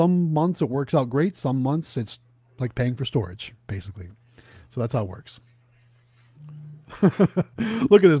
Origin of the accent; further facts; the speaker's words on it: Ohio, United States; moved away; Going back to my hometown